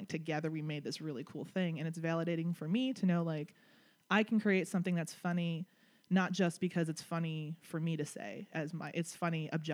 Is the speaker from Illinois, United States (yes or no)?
yes; Chicago, Illinois, United States; moved away; I'm originally from Chicago